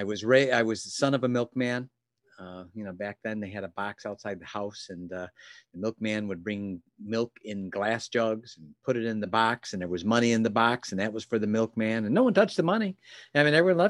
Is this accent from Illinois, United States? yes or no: yes; Chicago, Illinois, United States; moved away; also born or lived in Southeast Michigan; I'm from Chicago originally. Lived in an area called Oak Brook, which is a greater Chicagoland area.